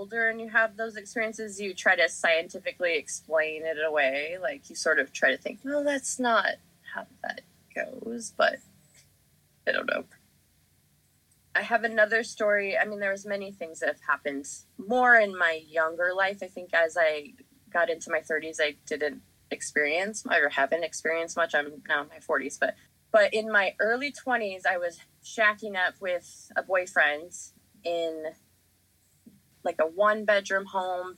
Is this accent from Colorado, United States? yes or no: yes; Denver, Colorado, United States; We grew up in Denver